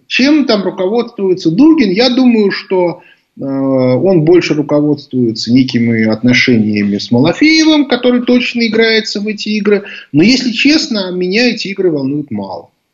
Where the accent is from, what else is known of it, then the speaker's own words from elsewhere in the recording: Moscow, Russia; мы это, москвичи